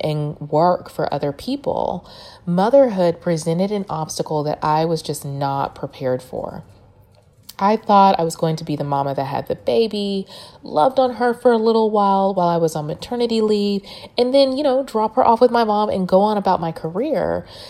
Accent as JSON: {"language": "English", "town": "Dallas", "region": "Texas", "country": "United States", "also_born_or_lived": "Louisiana", "moved": "as an adult", "said": "when I moved back home to Dallas from Louisiana"}